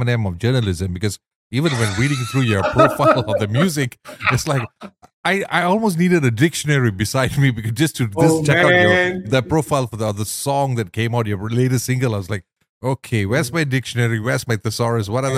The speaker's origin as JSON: {"language": "English", "town": "Ipoh", "region": "Perak", "country": "Malaysia", "said": "I'm from Ipoh. Ipoh boy"}